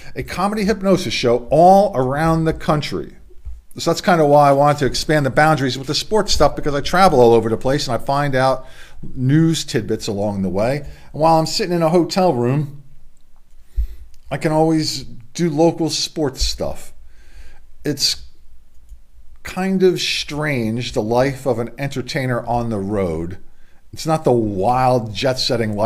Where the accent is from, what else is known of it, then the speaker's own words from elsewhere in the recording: Middletown, Delaware, United States; from Middletown, Delaware